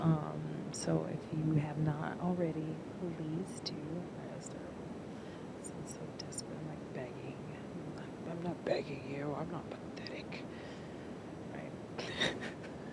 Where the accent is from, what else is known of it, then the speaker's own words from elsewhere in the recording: Chicago, Illinois, United States; I am from Chicago